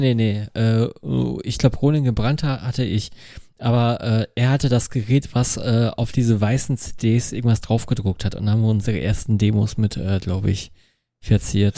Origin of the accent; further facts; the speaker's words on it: Dinslaken, North Rhine-Westphalia, Germany; quasi aus meiner Heimatstadt